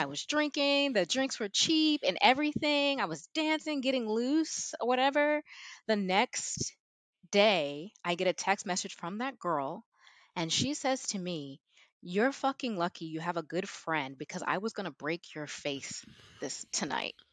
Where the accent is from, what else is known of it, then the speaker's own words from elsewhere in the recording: Houston, Texas, United States; moved away as an adult; also born or lived in South Korea / Madrid, Spain; growing up in Texas, especially in suburbia